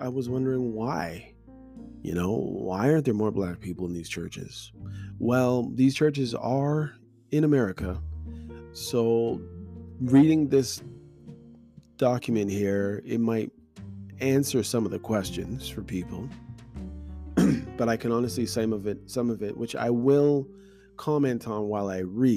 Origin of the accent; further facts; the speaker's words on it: Canada; my experience as a Black person growing up in Canada and going to church